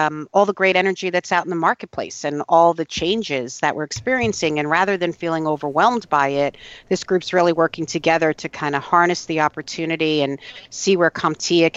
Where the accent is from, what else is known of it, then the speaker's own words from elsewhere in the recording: New York, United States; as a New Yorker